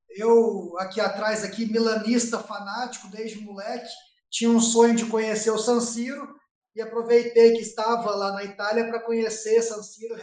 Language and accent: Portuguese; Guaxupé, Minas Gerais, Brazil; sou, sou aqui de Guaxupé, natural de Guaxupé.